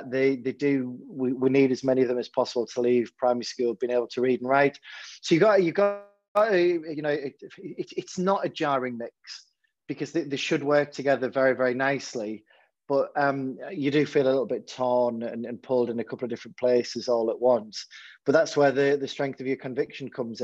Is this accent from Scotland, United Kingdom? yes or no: no; Hartlepool, North East England, United Kingdom; when I was growing up in Hartlepool